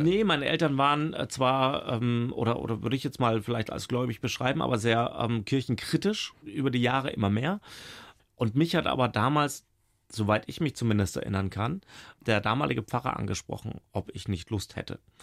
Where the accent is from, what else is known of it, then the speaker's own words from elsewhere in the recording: Middle Franconia, Bavaria, Germany; also born or lived in Regensburg, Upper Palatinate; now in Baden-Württemberg, Germany; Gebürtiger Oberpfälzer, habe aber sehr wenig davon mitbekommen. Bin ja mit drei Jahren schon nach Mittelfranken verschleppt worden